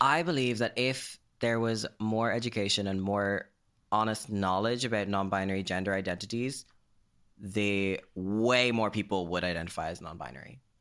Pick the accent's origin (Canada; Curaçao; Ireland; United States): Ireland; Greystones, Leinster; my hometown of Greystones